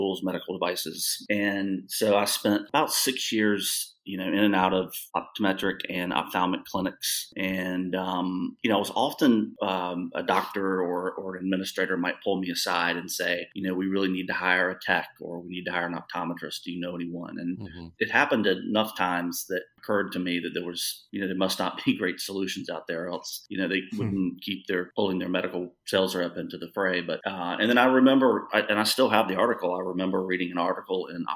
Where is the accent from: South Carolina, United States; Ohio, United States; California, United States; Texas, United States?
South Carolina, United States; accent: drawl; moved away; I'm from North Carolina, but even worse, I grew up in South Carolina.